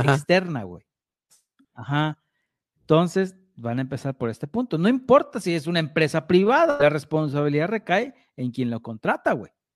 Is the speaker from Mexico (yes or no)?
yes; Mexico; somos los mexicanos